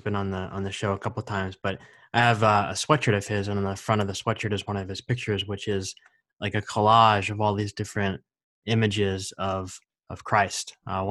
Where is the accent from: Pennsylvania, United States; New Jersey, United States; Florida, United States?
New Jersey, United States; I grew up in New Jersey and in a very conservative church setting.